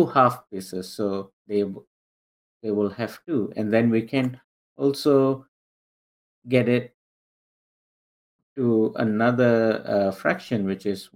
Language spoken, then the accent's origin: English; Singapore; moved away as an adult; now in North Carolina, United States; I grew up, I was born and raised in Singapore